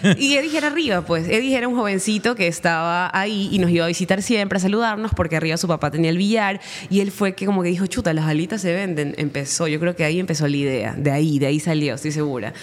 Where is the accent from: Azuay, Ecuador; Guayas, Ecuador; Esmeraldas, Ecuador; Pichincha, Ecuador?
Guayas, Ecuador; Guayaquil; also born or lived in Manabí; yo nací en Guayaquil